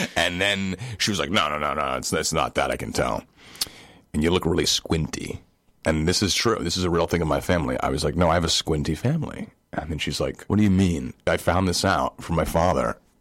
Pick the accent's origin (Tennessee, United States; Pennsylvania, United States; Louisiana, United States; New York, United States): New York, United States; New York City; born or raised there